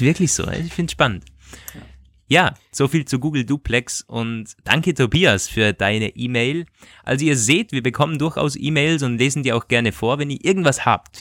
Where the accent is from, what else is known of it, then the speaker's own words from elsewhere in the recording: Vorarlberg, Austria; moved away; ich komme aus dem Bundesland Vorarlberg